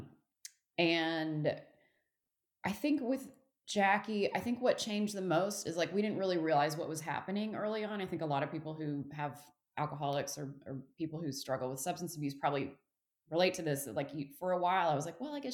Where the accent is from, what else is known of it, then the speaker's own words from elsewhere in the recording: Texas, United States; also born or lived in Fort Worth, Texas / Houston, Texas / California; I'm born and raised in Texas